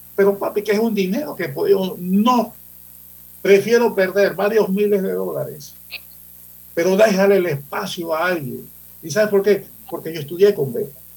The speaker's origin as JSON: {"language": "Spanish", "town": "Panama City", "region": "Panamá", "country": "Panama", "tie": "born or raised there", "said": "Yo soy santanero, yo nací en Santana, frente al Banco Nacional, en una de esas casas por ahí. Yo nací ahí. Y estudié en Manuel José Hurtado, santanero."}